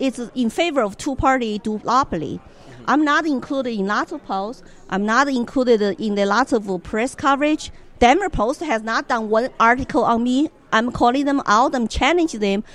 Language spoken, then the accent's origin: English; China; now in Colorado, United States; growing up in China